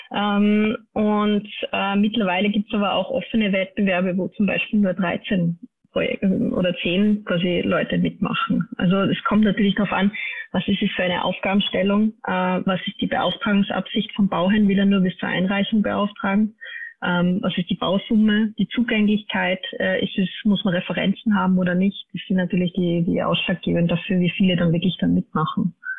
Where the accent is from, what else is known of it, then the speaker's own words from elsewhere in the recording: Austria; bei uns in Österreich